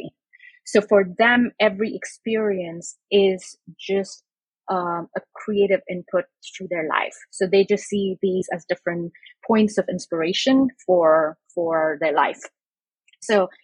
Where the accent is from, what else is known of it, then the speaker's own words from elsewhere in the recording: India; now in Brooklyn, United States; I grew up in India